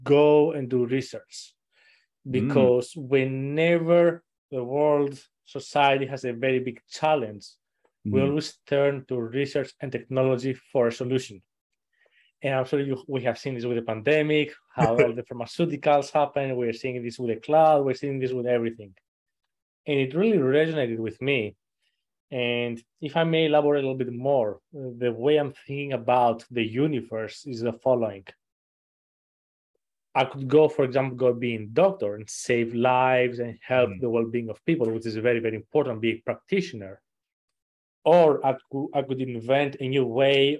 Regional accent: suburb outside Athens, Attica, Greece; now in United States; I wasn't actually born and raised in Athens per se, but it was something like a suburbs outside of Athens

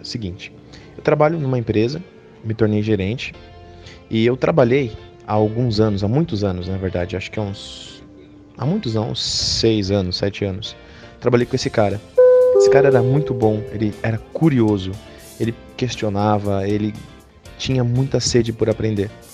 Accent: São Paulo, Brazil; eu sou de São Paulo

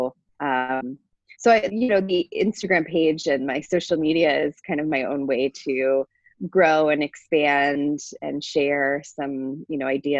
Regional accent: Toronto, Ontario, Canada; moved away as an adult; now in Minneapolis, United States; I was raised in Toronto in Canada, and came to Minnesota for a two-year fellowship

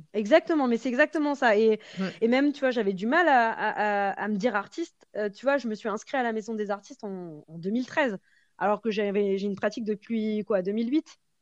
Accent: Parisian suburbs, Île-de-France, France; j'ai grandi dans, une banlieue qui était plutôt enfin voilà, banlieue plutôt chic parisienne

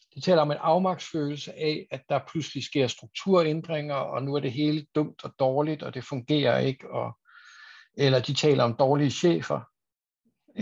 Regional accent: Aarhus, Central Denmark Region, Denmark; now in Copenhagen, Denmark; jeg er også en gammel Aarhus-dreng

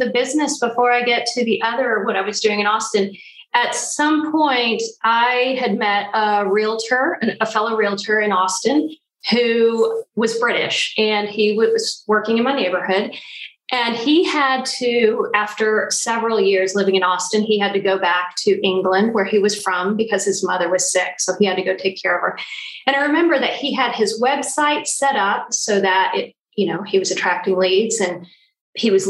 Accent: Puerto Rico; also born or lived in Virginia / Maryland / San Antonio; So I was born in Puerto Rico, and my dad was in the military for the first 10 years of my life. So we moved around the United States a little bit Virginia, Maryland, San Antonio. And then we returned to Puerto Rico.

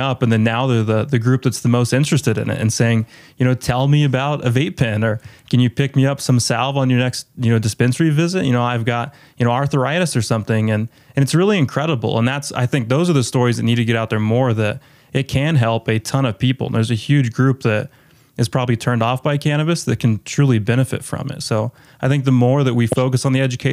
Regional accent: Colorado, United States; My hometown actually in Colorado

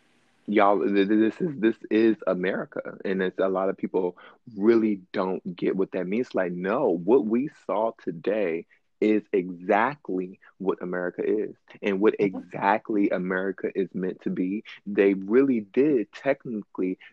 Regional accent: East Coast, United States; I'm from the East Coast now

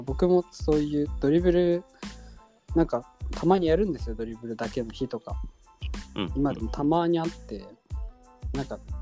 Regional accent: Hokkaido, Japan; なんか田舎すごい田舎なんで僕も

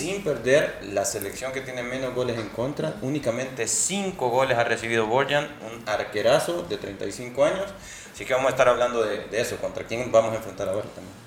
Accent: El Salvador; nosotros obviamente como salvadoreños

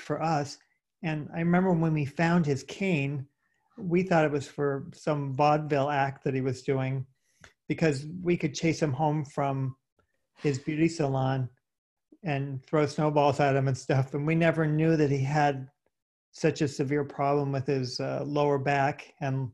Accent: Vermont, United States; moved away as an adult; also born or lived in Elizabeth, New Jersey; now in Bay Area, California, United States; I was born in Elizabeth, New Jersey. And then when I was five, we moved to Vermont.

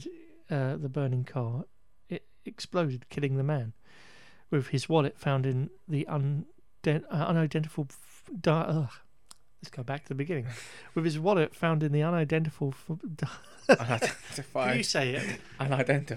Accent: England, United Kingdom; we're English.

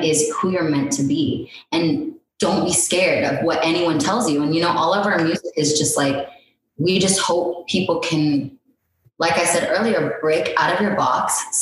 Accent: Indiana, United States; moved away; I came from Indiana

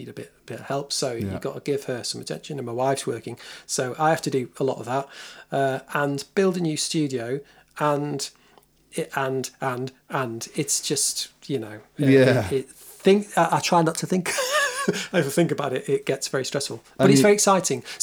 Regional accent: England, United Kingdom; in England as an English person with no other

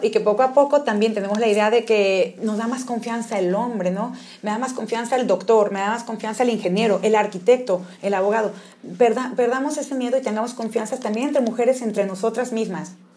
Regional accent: Mexico; somos mexicanos

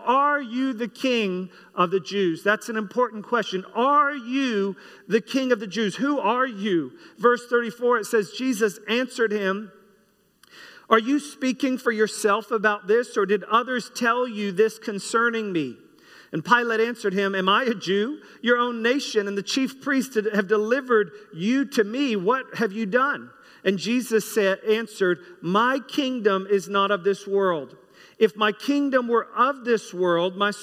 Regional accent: United States; myself being American

